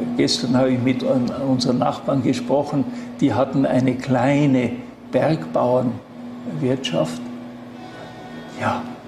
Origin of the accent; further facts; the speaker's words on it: Schruns, Vorarlberg, Austria; Ich bin in Schons aufgewachsen